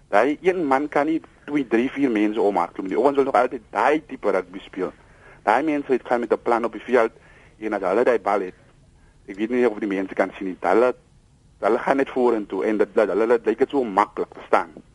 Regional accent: South Africa; also born or lived in Piketberg; ek is 'n trots Suid-Afrikaner

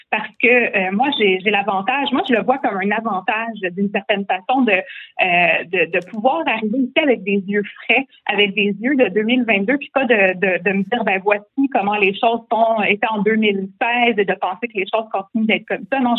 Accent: Quebec, Canada; also born or lived in Charlemagne, Quebec / Saint-Urbain-Premier, Quebec; je suis née sur la rive sud, euh, je suis née à Charlemagne et euh, j'ai grandi ma petite enfance euh, aussi euh, sur la rive sud. Après ça, on est déménagé à Saint-Urbain premier Donc moi, je suis une de la campagne aussi.

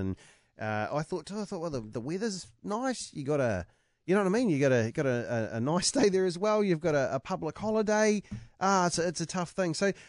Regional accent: Hawke's Bay, New Zealand; he's from Poverty Bay and I'm from Hawke's Bay, and that's how it works forever.

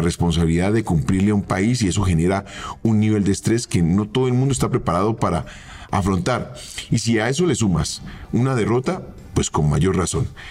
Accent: Colombia; also born or lived in Argentina

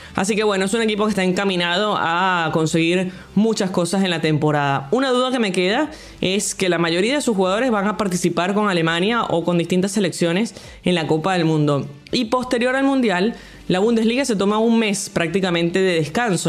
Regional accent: Venezuela; yo siendo venezolana y periodista

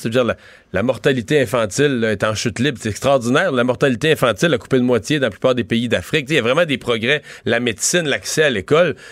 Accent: Rimouski, Quebec, Canada

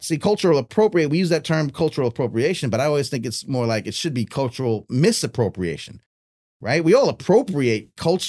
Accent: Tokyo, Japan; I'm born here and my family lives in Japan. We live in Tokyo for whatever reason. And as a baby, I grew up in Japan. And for 20 years, I'm in Japan.

